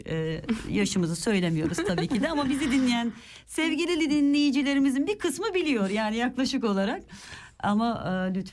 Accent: Germany; born there; Ben buradayım, burada doğdum ve biliyorum.

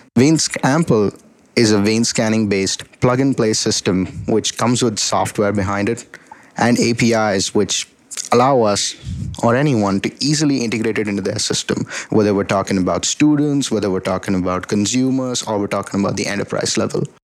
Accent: Delhi, India; moved away as an adult; also born or lived in Atlanta, Georgia, United States; now in United States; I was born and raised in Delhi, India, and I came to the United States for my bachelor's in electrical engineering at Georgia Tech

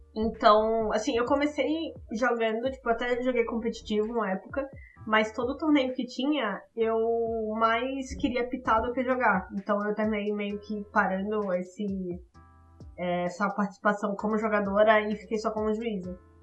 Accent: Alagoas, Brazil; also born or lived in Maceió; now in São Paulo, Brazil; eu sou alagoana, mas eu moro aqui em São Paulo já há 10 anos

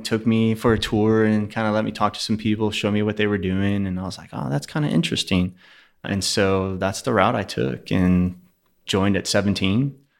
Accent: Houston, Texas, United States; also born or lived in Pearland, Texas / Sugar Land, Texas; Born and raised in Houston, actually.

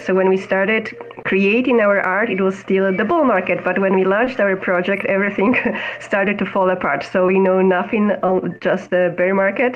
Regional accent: Poland; now in Amsterdam, Netherlands; I am based in Amsterdam in the Netherlands, although I'm originally from Poland

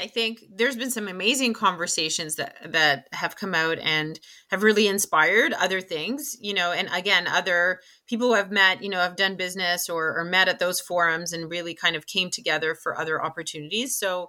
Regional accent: Canada; And again, we're Canadian, but we live in a global society.

